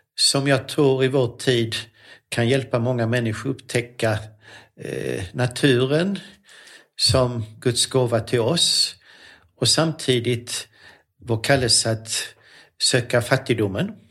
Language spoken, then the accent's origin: Swedish; Lund, Skåne, Sweden; moved away as an adult; also born or lived in Sorengo, Switzerland; Så att jag är uppvuxen i Lund men född i Schweiz